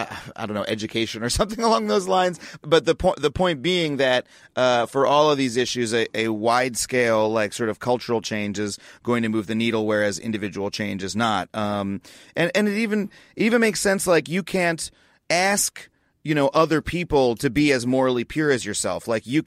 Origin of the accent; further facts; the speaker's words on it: United States; what I have experienced, again, growing up in America